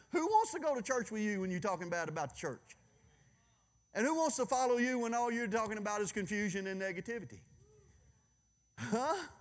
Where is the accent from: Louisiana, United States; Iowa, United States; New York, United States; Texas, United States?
Louisiana, United States; I'm from Louisiana